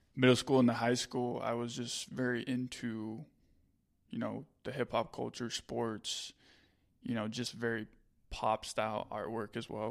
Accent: Utah, United States; I'm from Utah

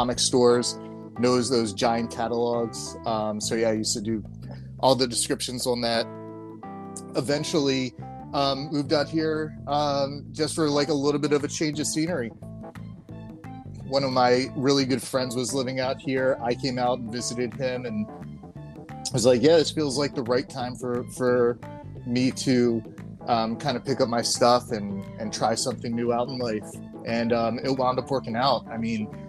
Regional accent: Baltimore, Maryland, United States; moved away; we're both from Baltimore

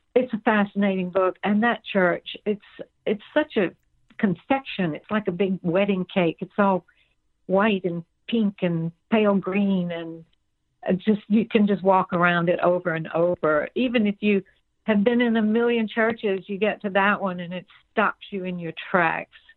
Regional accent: Georgia, United States; I grew up in Georgia where it's hot

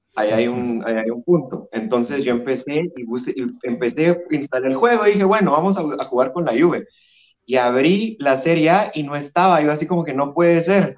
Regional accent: Guatemala; yo soy de Guatemala, de la hermosa tierra de la eterna primavera

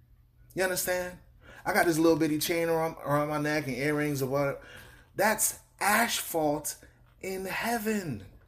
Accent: Miami, Florida, United States; I'm from Miami, so we walk around with golds in our mouth and everything.

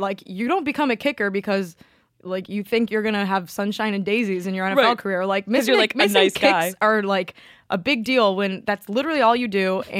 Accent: Clemson, South Carolina, United States; I'm from Clemson, so go Tigers.

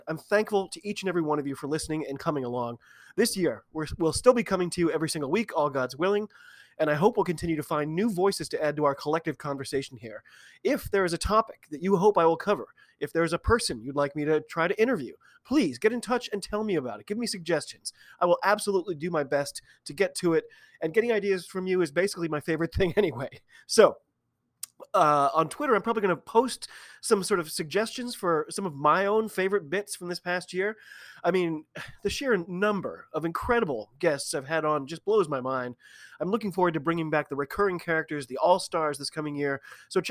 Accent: United States; I am an American

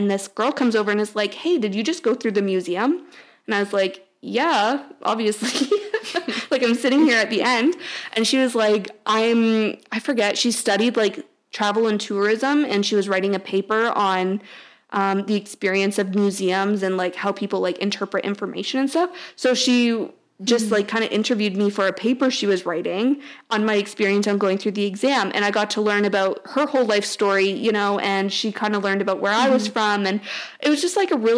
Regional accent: Toronto, Ontario, Canada; I was from Toronto

